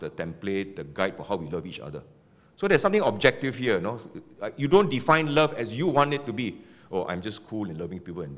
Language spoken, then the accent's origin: English; Penang, Malaysia; now in Singapore; I come from Penang.